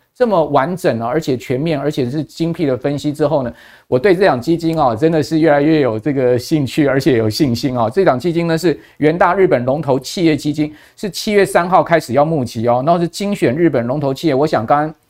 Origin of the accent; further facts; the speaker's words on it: Taiwan; 一般我们台湾人就苦于就是说